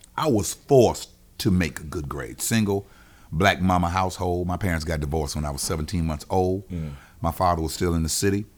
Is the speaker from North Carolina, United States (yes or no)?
yes; Wilmington, North Carolina, United States; now in Charlotte, United States; I am from Wilmington, North Carolina